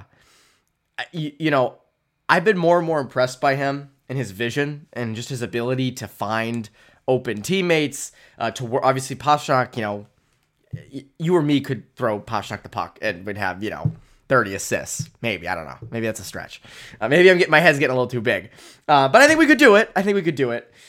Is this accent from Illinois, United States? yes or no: no; Framingham, Massachusetts, United States; I grew up in Framingham